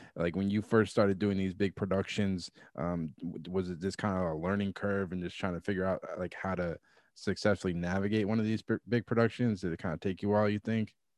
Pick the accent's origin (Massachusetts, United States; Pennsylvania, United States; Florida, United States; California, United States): Massachusetts, United States; my home state in Massachusetts